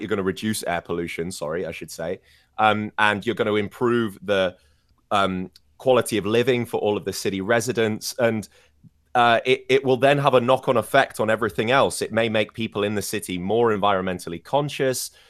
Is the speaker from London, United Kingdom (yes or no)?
no; Scarborough, Yorkshire and the Humber, United Kingdom; born or raised there; moved away